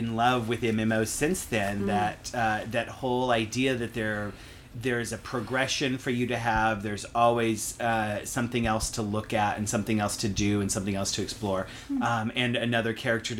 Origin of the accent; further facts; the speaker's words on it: New Mexico, United States; in my home state